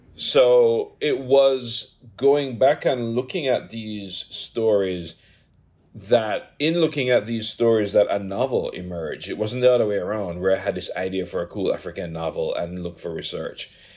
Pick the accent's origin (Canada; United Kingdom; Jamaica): Jamaica; moved away as an adult; I come from Jamaica